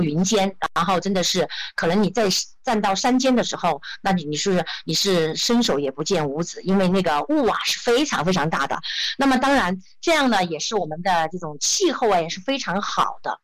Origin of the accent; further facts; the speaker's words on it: Zunyi, Guizhou, China; now in Guiyang, China; 我来自贵州的北部城市，叫遵义，也是我们贵州的一个红色圣地，也是我们的转元之城，对。啊，遵义。那，啊，我现在所居住的地方呢，是我们的省会城市贵阳